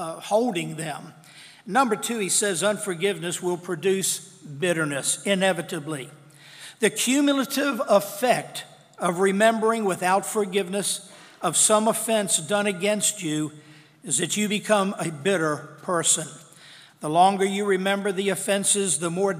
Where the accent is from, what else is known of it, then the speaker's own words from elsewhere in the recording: Madison Heights, United States; I was raised over in Reichard Road